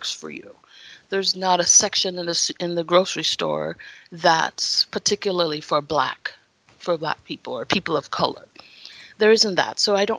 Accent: Jamaica; now in Idaho, United States; I am from Jamaica, and so I wasn't born and raised in the United States.

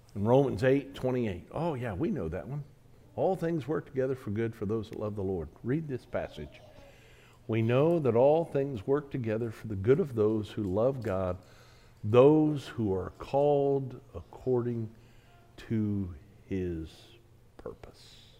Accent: United States; I'm American

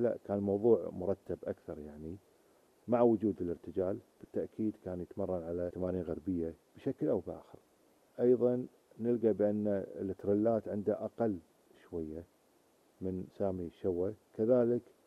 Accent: Kuwait; عندنا في الكويت

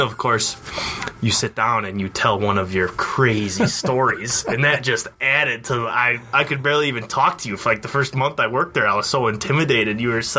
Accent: Stratford, Wisconsin, United States; it's right in my hometown, Stratford. Like we said before, 1,300 people.

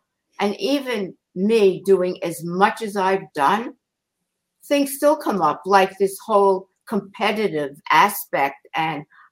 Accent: New York City, New York, United States; growing up in Queens and leaving and going to New York City

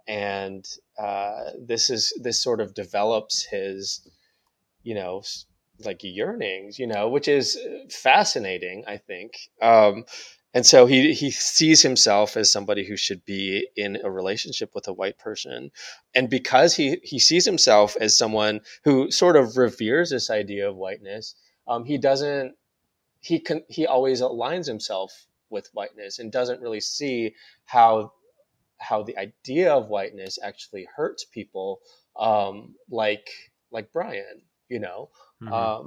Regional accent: North Dakota, United States; also born or lived in Seoul, South Korea; I was adopted from Korea to this very white place in North Dakota. Mm-hmm. I was raised by white people.

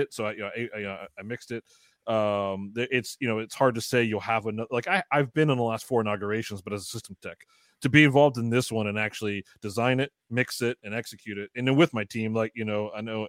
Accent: Baltimore, Maryland, United States; now in Philadelphia, United States; I'm originally from Maryland, Baltimore.

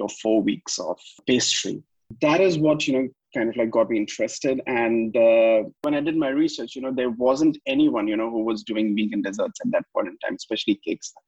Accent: India; now in Dubai, United Arab Emirates; I'm from India

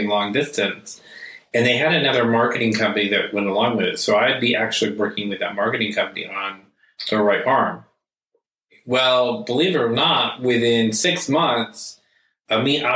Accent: United States; I was born and raised here in the United States

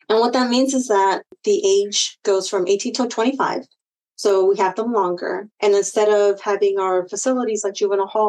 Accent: Sunnyvale, California, United States; also born or lived in Mountain View, California; now in Hollister, United States; We grew up in Orchard, so Sunnyvale area

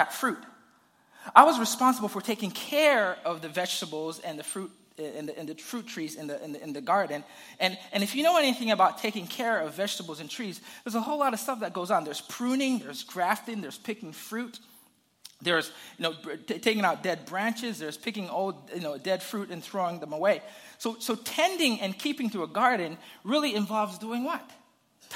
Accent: Zambia; I grew up in Zambia, and we had a garden in the back of our house

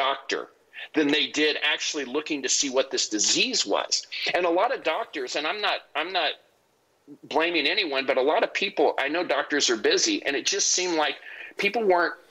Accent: United States; as American citizens

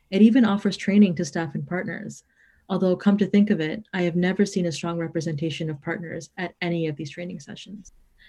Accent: Toronto, Ontario, Canada; I was born and raised in Toronto.

